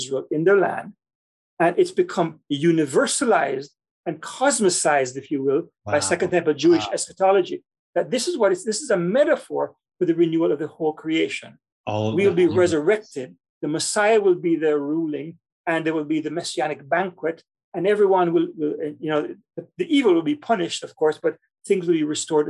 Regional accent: Kingston, Jamaica; I grew up in Jamaica, in Kingston, Jamaica

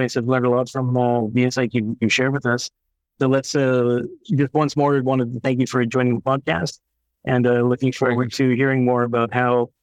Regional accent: Canada; now in Belgium; I'm originally from Canada

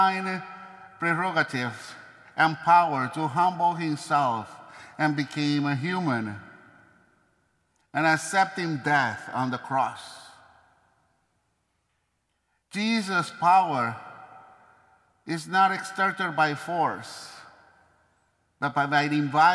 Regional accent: Maracaibo, Zulia, Venezuela; moved away; my hometown

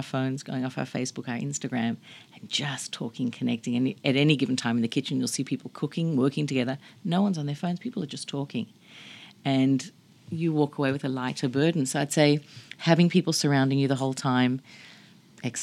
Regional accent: Australia; Not growing up in America. Growing up in Australia

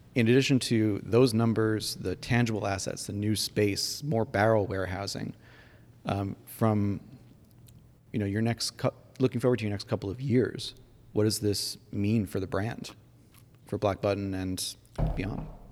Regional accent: New York, United States; my home state

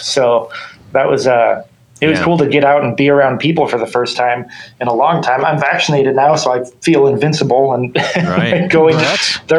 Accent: Oakland, California, United States; moved away as an adult; also born or lived in Sacramento area; now in Sacramento, United States; I grew up in the Bay Area near Oakland, and I recently moved to the Sacramento area.

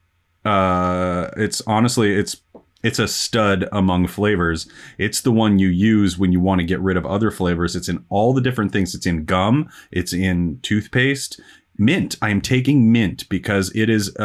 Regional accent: Black Hills, South Dakota, United States; growing up in the Black Hills

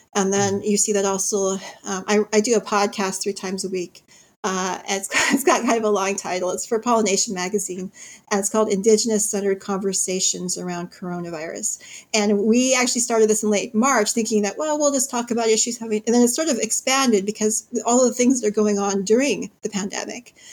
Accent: Cleveland, Ohio, United States; I was born in Cleveland

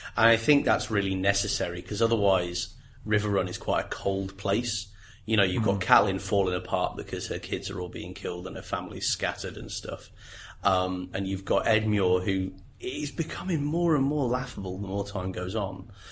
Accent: England, United Kingdom; we grew up in England

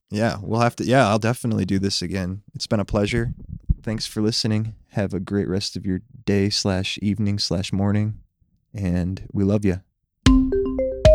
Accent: Plymouth, Indiana, United States; also born or lived in Ohio / Memphis, Tennessee; I lived in Memphis from the time I was about two years old until five when we moved to Plymouth, Indiana

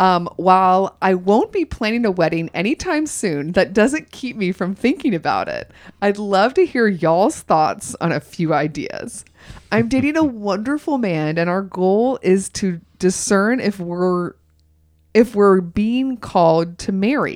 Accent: Augusta, Georgia, United States; moved away as an adult; also born or lived in New York; now in Los Angeles, United States; when I was growing up in Georgia, I lived in Augusta, Georgia

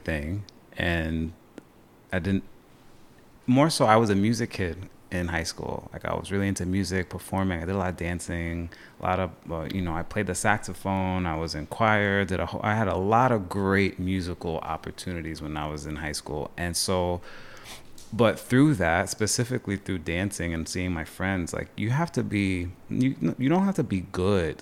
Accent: Long Island, New York, United States; moved away as an adult; also born or lived in Potsdam, New York; now in Plattsburgh, United States; I'm originally from Long Island. Uh, family's from Long Island, New York City. That's been my vibe growing up

